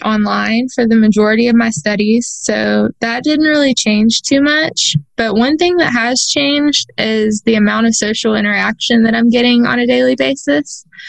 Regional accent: a town not too far from Houston, Texas, United States; I was born on December 30th in a town not too far from Houston.

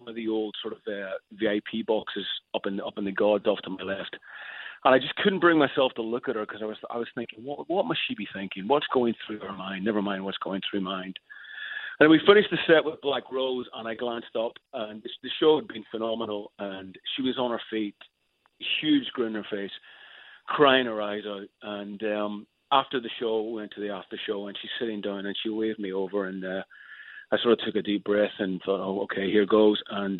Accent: Ireland; I'm a massive, huge … fan. I mean, it's a soundtrack of my youth growing up in Ireland.

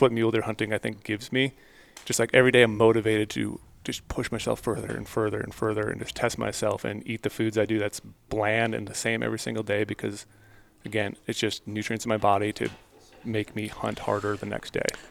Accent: Midwest, United States; moved away; I grew up in the Midwest.

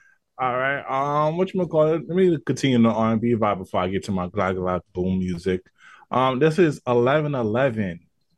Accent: New York, United States; I'm from New York.

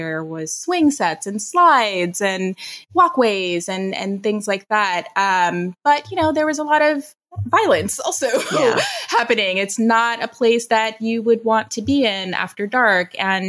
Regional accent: New York City, New York, United States; also born or lived in Long Island, New York; So I am a native New Yorker. I grew up in the Bronx. I was born there and was there for about 10 years until my family moved us to the suburbs of Long Island.

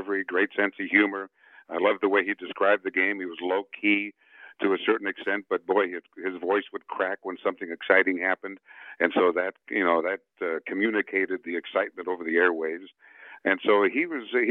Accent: Chicago, Illinois, United States; first language Spanish; English is a second language; moved away; also born or lived in Bogota, Colombia / San Francisco / Baltimore; When I grew up, I grew up in Chicago. As I mentioned, my parents immigrated to the U.S. when I was 7 years old, and I spoke no English till I was 10.

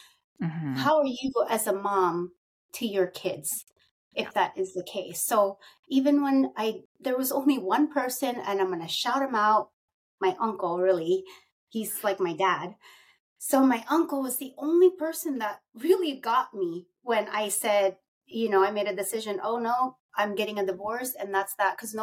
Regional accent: Philippines; I'm Filipino, and we're very, my heritage is very traditional

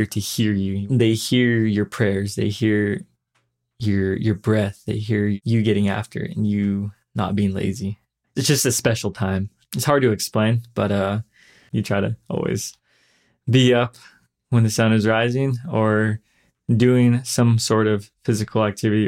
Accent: Page, Arizona, United States; also born or lived in LeChee, Arizona; I was born and raised here in the Page area

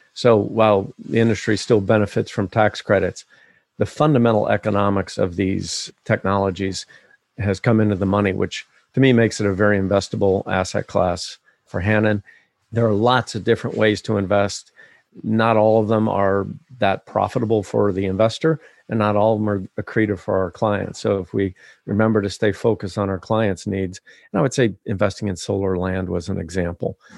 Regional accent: Ohio, United States; growing up in Ohio in the seventies

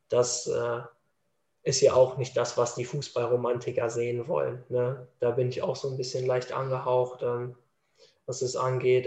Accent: Dortmund, North Rhine-Westphalia, Germany; ich bin Dortmunder Junge

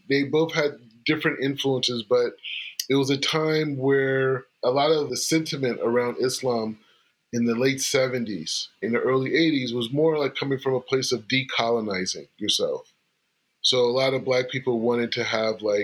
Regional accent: California, United States; also born or lived in Springfield, Ohio / Los Angeles; I moved to California when I was like 2 years old

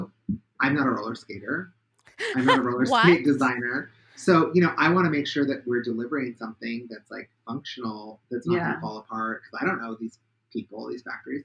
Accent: Pacific Northwest, United States; I'm from the Pacific Northwest

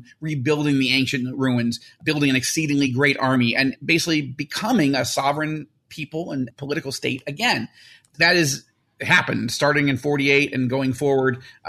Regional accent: United States; when I was born in 1967 in the United States.

